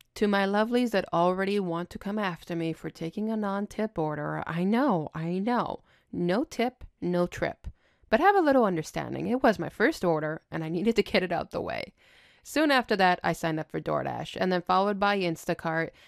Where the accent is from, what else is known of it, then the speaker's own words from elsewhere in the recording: Montreal, Quebec, Canada; I'm born and raised in Montreal, Quebec